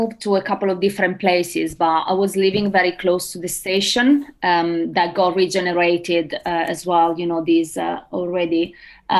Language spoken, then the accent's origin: English; Milan, Lombardy, Italy; English is a second language; moved away as an adult; also born or lived in Bracknell; now in United Kingdom; Despite I come from Milan, there's still a big city